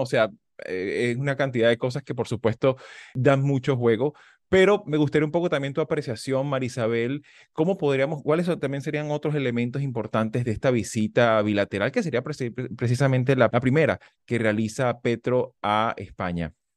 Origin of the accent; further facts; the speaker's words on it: Venezuela; now in United States; tenemos este problema como venezolanos también estando aquí en Estados Unidos